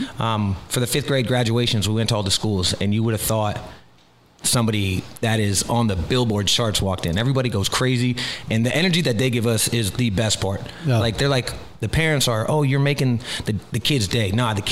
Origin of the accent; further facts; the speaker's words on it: Key West, Florida, United States; I'm from Key West, started heating up.